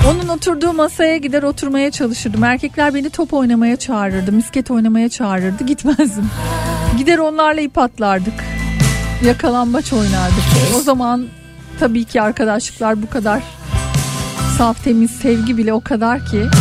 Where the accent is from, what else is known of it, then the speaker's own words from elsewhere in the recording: Antakya, Hatay, Turkey; Antakyalıyım 1978 doğumluyum. Bizim müstakil bir evimiz vardı yol kenarında